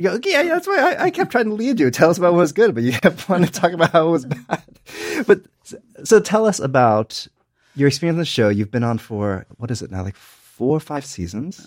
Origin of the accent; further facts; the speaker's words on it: United States; I watch it as an American.